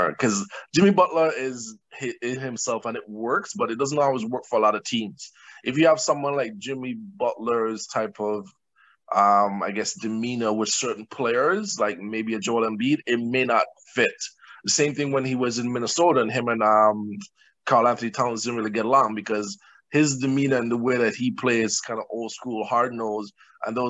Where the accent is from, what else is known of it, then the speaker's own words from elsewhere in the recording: St. Kitts & Nevis; now in Toronto, Canada; I grew up in St. Kitts in the Caribbean